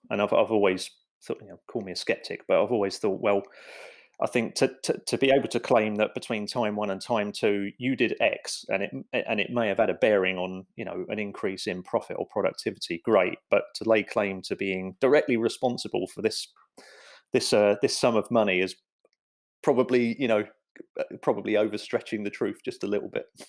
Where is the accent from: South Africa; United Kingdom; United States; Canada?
United Kingdom; London; I grew up in the East End of London